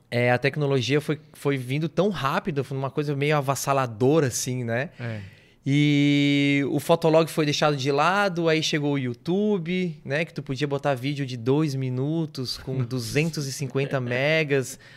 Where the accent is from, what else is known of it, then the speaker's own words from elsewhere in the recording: Brasília, Federal District, Brazil; born there; now in Garopaba, Brazil; Que eu nasci em Brasília. O, a minha mãe é daqui de Garopaba, né?